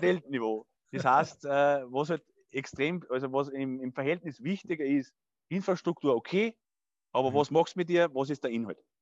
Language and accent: German; Burgstall an der Erlauf, Lower Austria, Austria; also born or lived in Scheibbs; geboren ich, und aufgewachsen in Burgstall an der Erlauf.